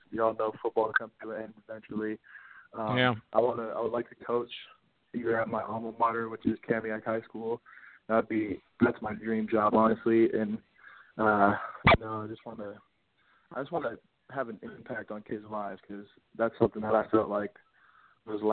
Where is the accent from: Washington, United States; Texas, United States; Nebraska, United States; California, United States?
Washington, United States; also born or lived in Mukilteo, Washington; I'm native from Washington